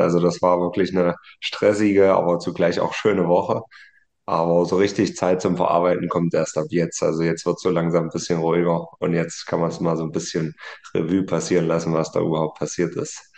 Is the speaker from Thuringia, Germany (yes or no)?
yes; Martinfeld, Thuringia, Germany; Und dann sind wir quasi von meinem Nachbarort dann mit dem Autokorso rüber in meinen Heimatort